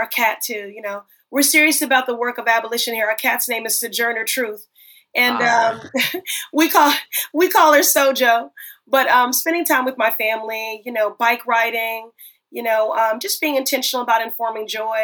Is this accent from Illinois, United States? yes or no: yes; Chicago, Illinois, United States; growing up in Chicago, Harold Washington, the first Black mayor, there, that was the very first campaign I worked on at the age of 10 years old